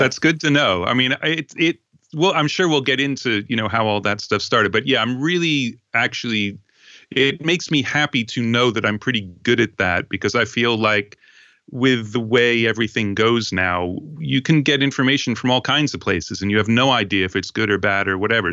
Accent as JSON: {"language": "English", "area": "Long Island", "region": "New York", "country": "United States", "tie": "born or raised there", "said": "I grew up on Long Island"}